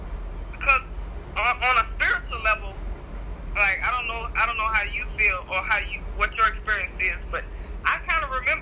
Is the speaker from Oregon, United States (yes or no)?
no; Baton Rouge, Louisiana, United States; moved away as an adult; also born or lived in Dallas; now in New Orleans, United States; I'm originally from Baton Rouge, Louisiana.